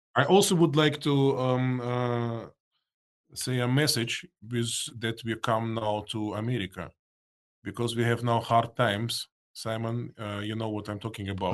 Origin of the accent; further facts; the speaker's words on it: Russia; English is a second language; now in Austria; I was born in Soviet Union, Russia. I have still my parents in Moscow